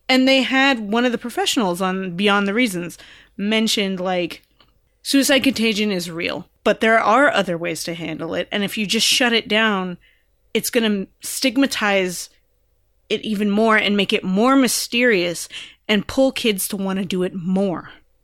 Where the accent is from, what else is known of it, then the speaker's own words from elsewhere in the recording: California, United States; the show is set in California and I'm from California and I know the laws about mandated reporting.